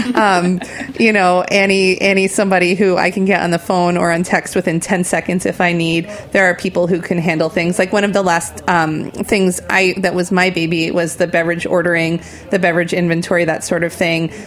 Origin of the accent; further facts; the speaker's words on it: New Jersey, United States; moved away as an adult; now in New York, United States; I'm a tri state area person, so I grew up in New Jersey